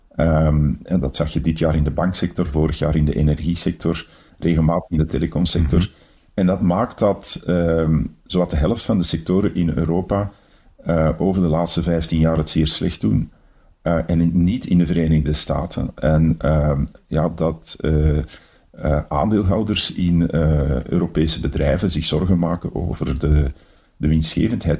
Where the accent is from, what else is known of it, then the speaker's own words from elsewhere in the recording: Antwerp, Flanders, Belgium; als Antwerpenaar ben ik natuurlijk